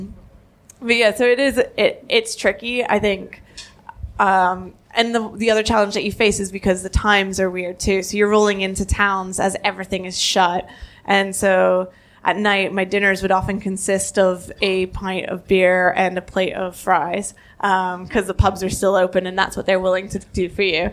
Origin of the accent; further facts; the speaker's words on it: Canada; I'm Canadian, not American.